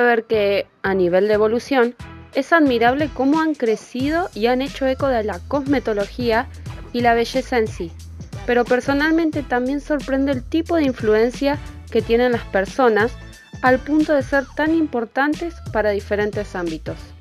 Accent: Argentina; soy de Argentina

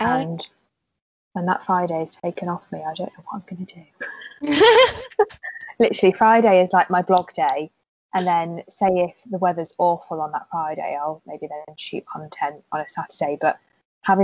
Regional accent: Worcester, West Midlands, United Kingdom; now in Cheltenham, United Kingdom; I'm from Worcester originally

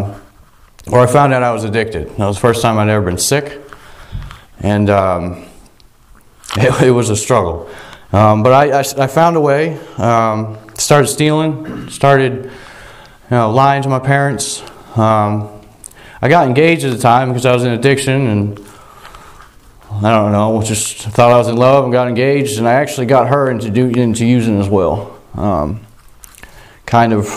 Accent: Vermont, United States; also born or lived in South Royalton, Vermont; I grew up in Vermont.

